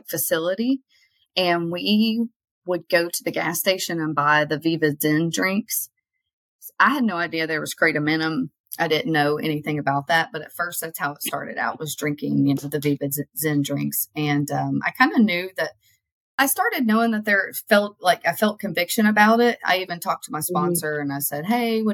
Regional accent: Kentucky, United States; move to a different place in Kentucky

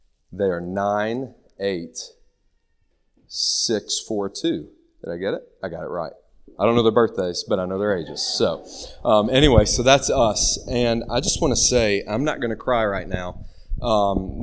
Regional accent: Nicholasville, Kentucky, United States; moved away as an adult; also born or lived in Lexington, Kentucky / Charlotte, North Carolina; I was born in Lexington. In first grade, my parents moved me to the wonderful place of Nicholasville, Kentucky. Went to good old Rosenwald Dunbar Elementary, West Middle, West High, and then went to WKU

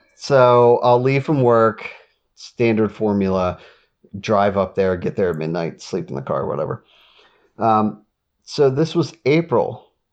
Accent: Delaware, United States; I'm from Delaware.

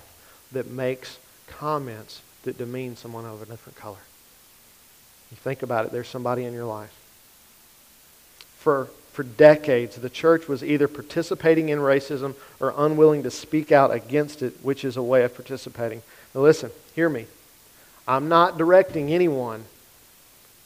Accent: Grant Parish, Louisiana, United States; I'm from Grant Parish

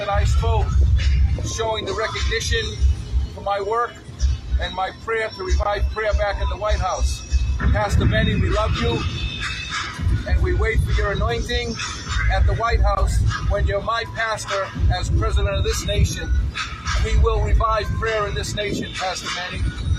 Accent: Massachusetts, United States; I'm from Massachusetts.

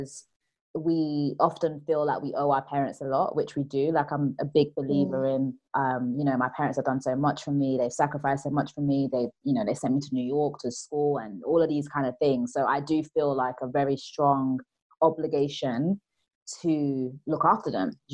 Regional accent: Nigeria; I'm Nigerian

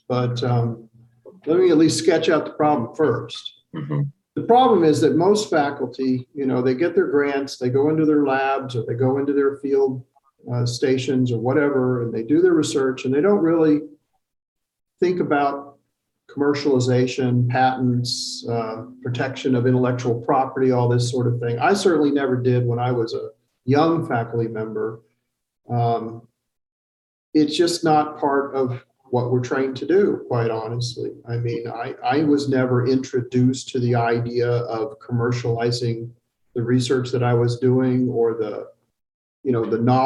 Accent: Macomb, Illinois, United States; moved away as an adult; also born or lived in Boulder, Colorado / Germany / Texas / Arlington, Texas; now in Carbondale, United States; I grew up in Illinois, believe it or not. I grew up in Macomb

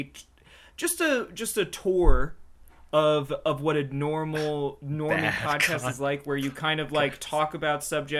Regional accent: the South, United States; moved away as an adult; now in Los Angeles, United States; I'm from the South where it's like you literally like say hello to everyone you pass on the street

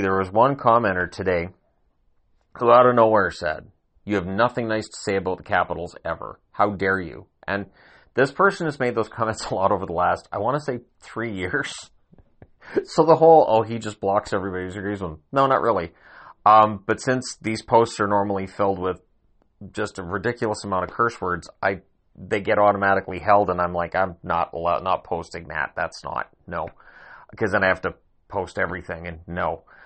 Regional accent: Canada; I'm Canadian

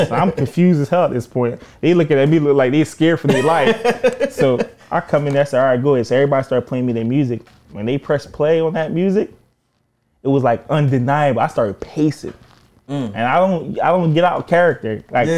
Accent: Jamaica; Like I'm Jamaican for real.

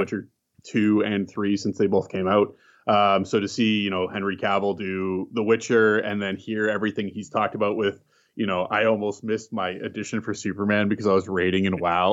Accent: Canada; I'm Canadian. Um, I had moved across the country, uh, when I was nine years old

